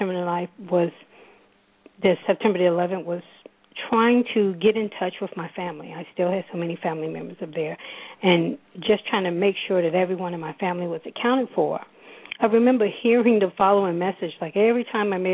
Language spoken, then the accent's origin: English; New York, United States; moved away as an adult; now in Charlotte, United States; I'm born and raised in New York.